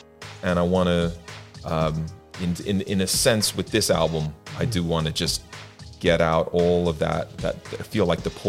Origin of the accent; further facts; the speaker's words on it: Ireland; born there; I was born in Ireland with a Californian mum and an Irish dad. So that's my weirdness in terms of my accent.